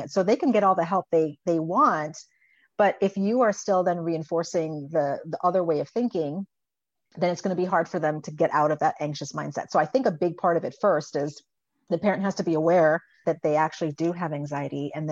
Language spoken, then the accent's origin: English; U.S. Virgin Islands; And I grew up on an island. So I grew up in the Virgin Islands and we're surrounded by water